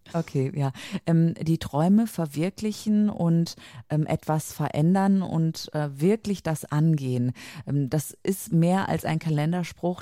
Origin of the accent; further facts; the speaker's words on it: near Cologne, North Rhine-Westphalia, Germany; ich komme aus der Nähe äh, von Köln, Rheinland